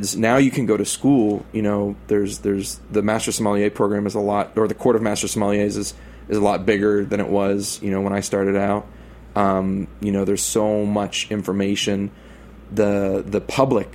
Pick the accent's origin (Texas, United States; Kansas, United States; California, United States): Texas, United States; moved away as an adult; now in New York, United States; us Texans